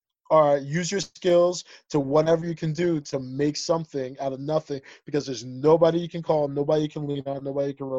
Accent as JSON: {"language": "English", "country": "United States", "tie": "born or raised there", "also_born_or_lived": "Ethiopia / Zambia", "said": "Us being Liberian American, having that, like, that strict West African mentality and background and foundation, but also going through the life through our lenses of everyday living in America"}